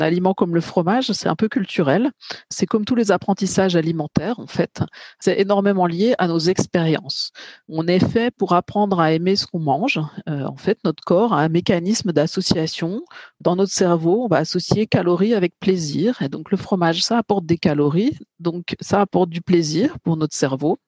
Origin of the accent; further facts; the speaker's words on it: Bourgogne-Franche-Comté, France; je suis plutôt de Bourgogne-Franche-Comté